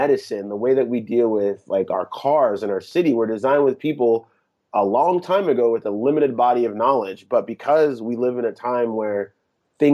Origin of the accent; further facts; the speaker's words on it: France; So growing up in Europe in the 80s, France was importing almost all of its entertainment from Japan. So I grew up on tons of Japanese television dubbed into French.